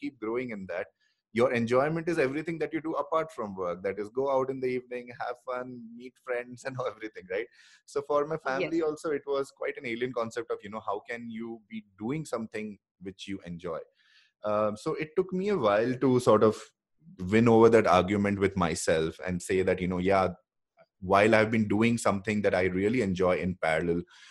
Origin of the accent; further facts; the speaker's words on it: Bangalore, Karnataka, India; I'm from Bangalore